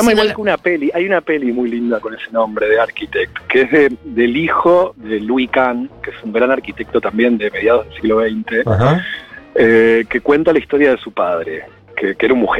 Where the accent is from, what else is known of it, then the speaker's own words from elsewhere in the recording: Buenos Aires, Argentina; que, para un porteño, yo soy porteño nacido y criado.